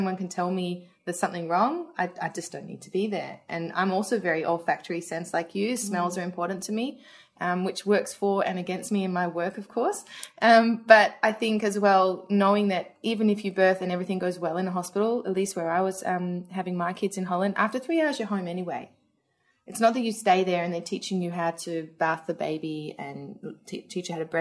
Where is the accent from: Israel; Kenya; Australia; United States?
Australia; moved away; Especially with me being Australian and telling my mum who lived in Australia